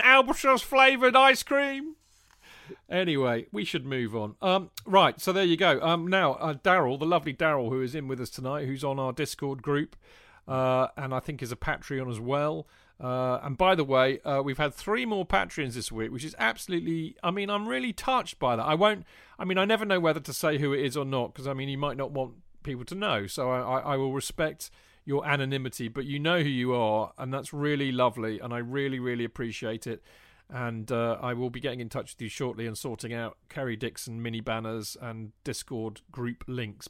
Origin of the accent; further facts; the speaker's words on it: England, United Kingdom; being an Englishman